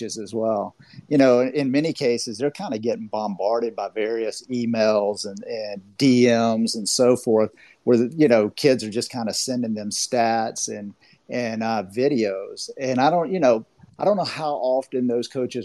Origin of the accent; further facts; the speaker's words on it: Florida, United States; I'm from Florida